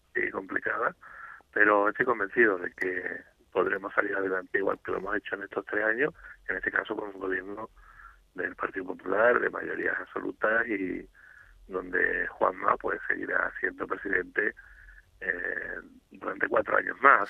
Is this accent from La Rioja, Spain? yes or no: no; Andalusia, Spain; como andaluz